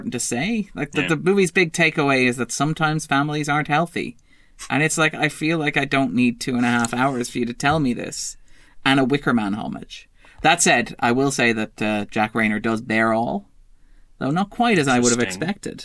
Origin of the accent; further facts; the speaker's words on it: Sligo, Connacht, Ireland; I come from Sligo.